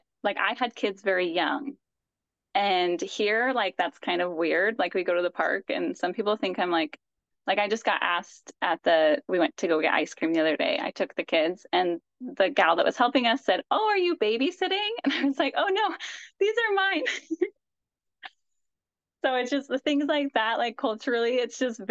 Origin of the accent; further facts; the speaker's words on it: Evanston, United States; moved away as an adult; now in Cleveland, United States; we grew up in Evanston, obviously, because I grew up with you, and now we're out in Cleveland